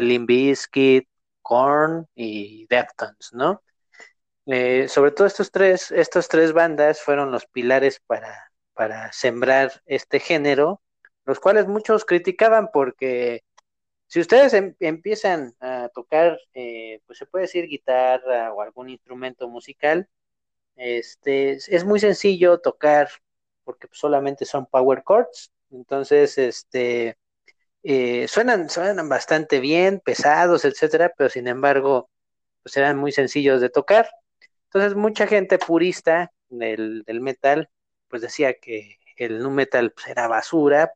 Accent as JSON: {"language": "Spanish", "country": "Mexico"}